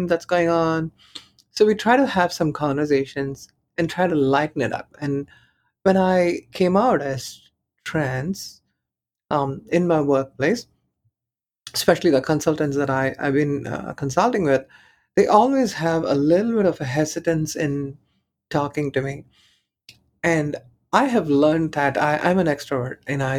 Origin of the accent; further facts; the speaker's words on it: Chennai, Tamil Nadu, India; moved away; I was born in Chennai.